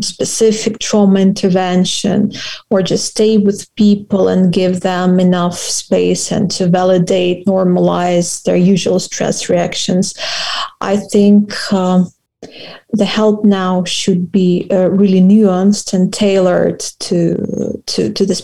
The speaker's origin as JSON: {"language": "English", "region": "Kyiv", "country": "Ukraine", "tie": "born or raised there", "moved": "as an adult", "said": "I had to flee from Kyiv, from my hometown"}